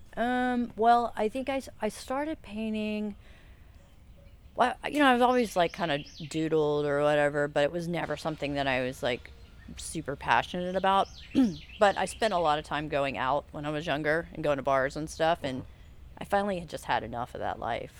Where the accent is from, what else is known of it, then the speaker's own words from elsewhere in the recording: Charleston, South Carolina, United States; also born or lived in Asheville; now in Savannah, United States; I grew up in Charleston